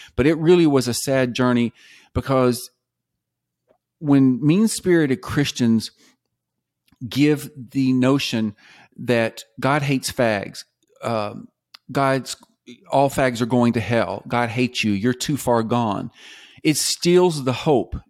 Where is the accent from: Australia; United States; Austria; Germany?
United States; the South; I grew up mostly in the South